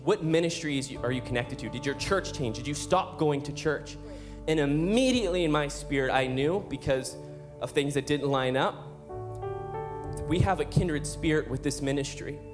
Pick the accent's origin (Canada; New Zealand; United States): Canada; Calgary, Alberta; we're from Calgary, Alberta